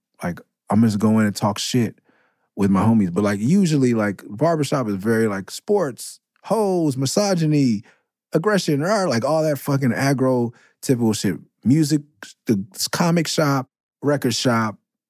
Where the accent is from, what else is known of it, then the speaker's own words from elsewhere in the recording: Oakland, California, United States; me and Aesop, like, we come from East Oakland to go skate EMB.